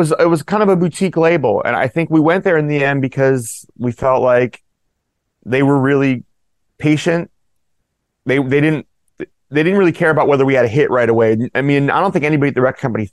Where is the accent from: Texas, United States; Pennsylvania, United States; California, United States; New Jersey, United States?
California, United States; Oakland; I grew up in Oakland